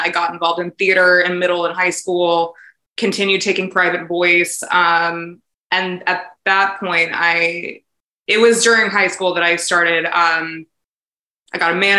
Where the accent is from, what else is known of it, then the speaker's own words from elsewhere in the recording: Indianapolis, Indiana, United States; born there; also born or lived in Albuquerque / New York City; So I was born in Indianapolis, Indiana, but I grew up kind of all over the country.